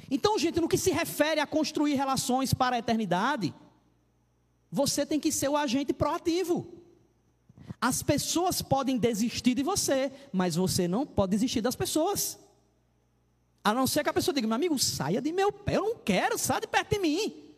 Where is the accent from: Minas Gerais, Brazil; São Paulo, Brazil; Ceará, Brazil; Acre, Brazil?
Ceará, Brazil; moved away; also born or lived in Paraíba; eu sou cearense